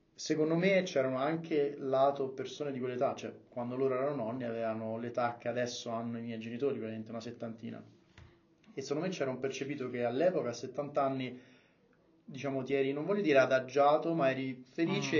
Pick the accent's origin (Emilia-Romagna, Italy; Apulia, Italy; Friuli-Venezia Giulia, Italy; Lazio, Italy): Lazio, Italy; Rome; io sono di Roma, come si sente